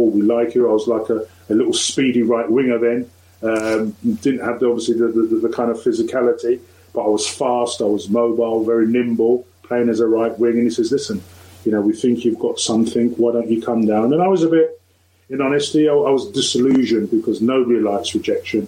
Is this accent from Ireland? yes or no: no; London, United Kingdom; also born or lived in Lewisham; when we moved from Lewisham into Woolwich, you know, we didn't live far from where Stephen Lawrence, you know, was actually brutally murdered. So I was growing up in that area